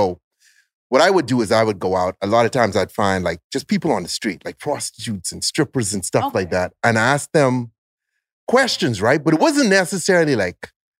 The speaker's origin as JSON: {"language": "English", "country": "Bahamas"}